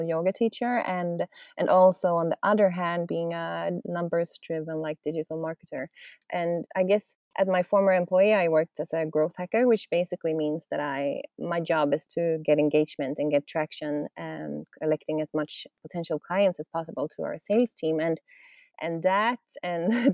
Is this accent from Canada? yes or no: no; Sweden; We're from Sweden, so we've been up north in Sweden